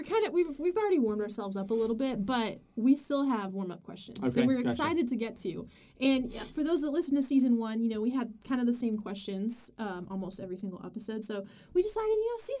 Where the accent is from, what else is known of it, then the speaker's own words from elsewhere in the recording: Maryland, United States; in Maryland we call it soda